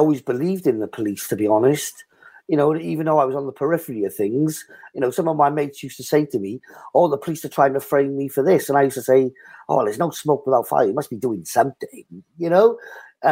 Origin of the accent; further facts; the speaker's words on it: Cardiff, Wales, United Kingdom; the Ely Bridge pub in my hometown in Cardiff.